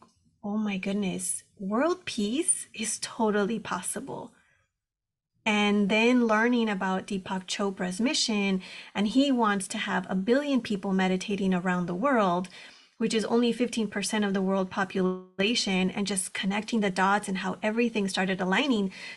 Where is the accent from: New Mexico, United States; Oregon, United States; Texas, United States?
Texas, United States; moved away as an adult; now in Southern California, United States; I was born and raised in Texas on the border